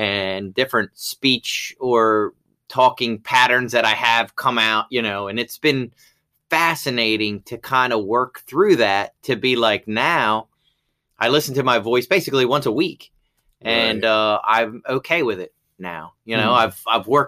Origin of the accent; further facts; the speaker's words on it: Baltimore, Maryland, United States; also born or lived in Rising Sun, Maryland; I grew up in Baltimore City in a predominantly white neighborhood in the city